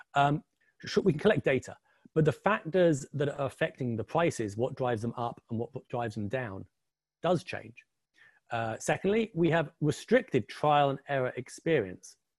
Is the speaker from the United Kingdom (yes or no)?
yes; England, United Kingdom; also born or lived in New York area; now in New York, United States; the funny accent, I'm currently sitting in the New York area, but obviously the funny accent and the picture behind me, I'm English, like Mr. Box